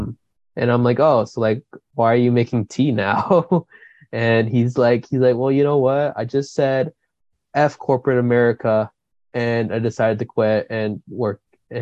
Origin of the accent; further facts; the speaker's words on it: Coquitlam, British Columbia, Canada; we're from Coquitlam and just road tripping down to Squamish and whatever. And he's like, oh, you guys like born and raised there? And I'm like, yeah, you know.